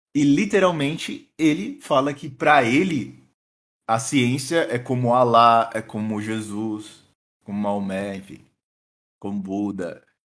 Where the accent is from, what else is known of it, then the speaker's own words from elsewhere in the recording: Rio Grande do Sul, Brazil; Sou do Sul, mas não de. Sou do Rio Grande.